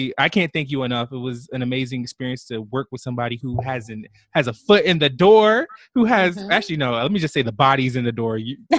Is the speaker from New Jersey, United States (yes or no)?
yes; Jersey City, New Jersey, United States; Yeah, girl, I'm just from Jersey City. I went to Ferris High School.